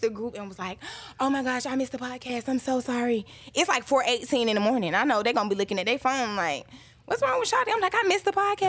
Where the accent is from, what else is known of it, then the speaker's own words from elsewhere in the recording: Atlanta, Georgia, United States; born and raised on the east side, I am from Boulder Crest